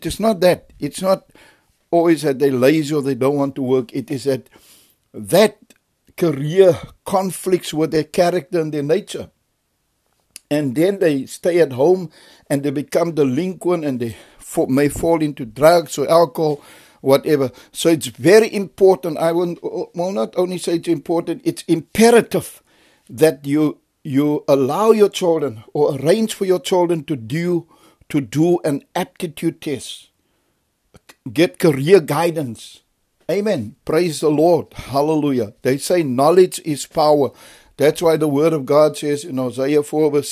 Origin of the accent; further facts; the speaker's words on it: Cape Town, Western Cape, South Africa; We are not from there. We are originally from Cape Town, but when the riots came, my mother relocated to the faraway place.